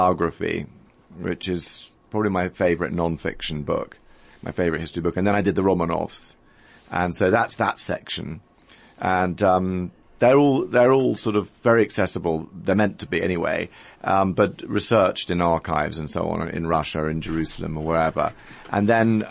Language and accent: English; United Kingdom; also born or lived in London; I live in London. I'm a British author.